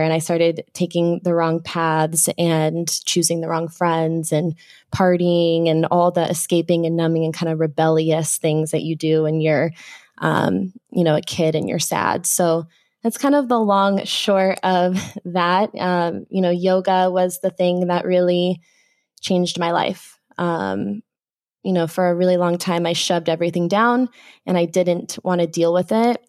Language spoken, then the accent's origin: English; Phoenix, Arizona, United States; was born and raised in the Phoenix area